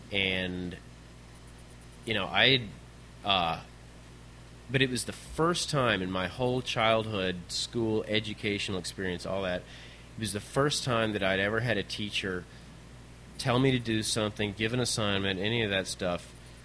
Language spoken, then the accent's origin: English; Richmond, Virginia, United States; Yeah, I'm from